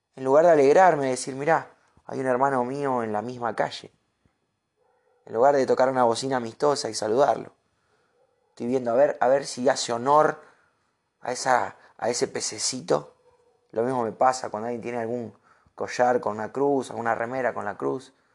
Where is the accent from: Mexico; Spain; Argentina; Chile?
Argentina; Uno, como argentino